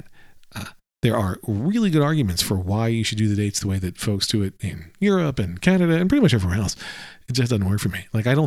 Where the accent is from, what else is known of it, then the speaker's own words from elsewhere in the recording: United States; I'm an American